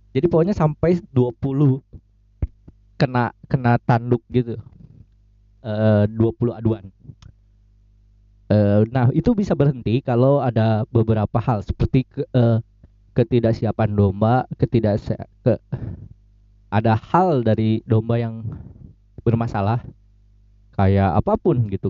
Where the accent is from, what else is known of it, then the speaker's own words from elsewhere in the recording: West Java, Indonesia; gue yang Sundanya tidak tidak tidak sekental itu meskipun gue lahir dan besar di Sunda dan tidak secinta itu gue sama budaya Sunda